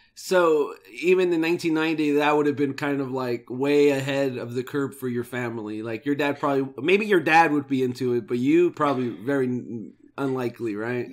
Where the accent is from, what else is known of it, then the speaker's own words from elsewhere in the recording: United States; we're from America